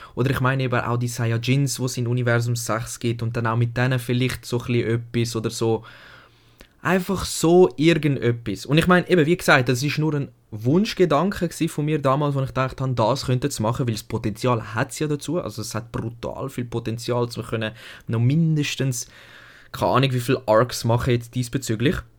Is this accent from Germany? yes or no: no; Switzerland; bei uns in Deutschland, in der Schweiz eigentlich